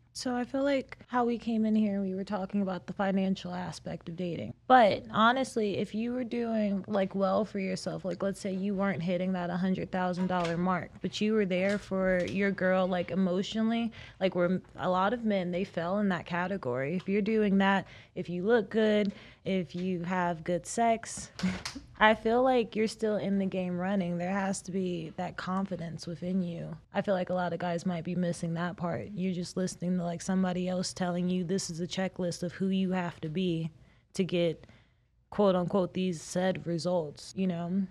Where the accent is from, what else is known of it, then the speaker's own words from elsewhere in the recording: South Carolina, United States; moved away as an adult; now in Las Vegas, United States; I'm a girl from South Carolina